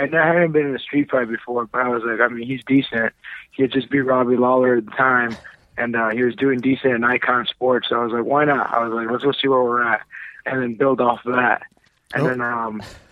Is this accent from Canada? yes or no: no; Mexico; it's my home country. You know, I'm from Mexico